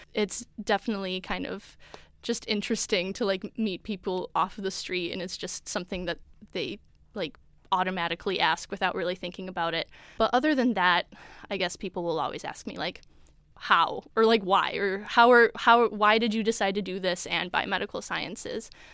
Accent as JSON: {"language": "English", "area": "Chicago suburbs", "region": "Illinois", "country": "United States", "moved": "as an adult", "said": "I'm from the Chicago suburbs"}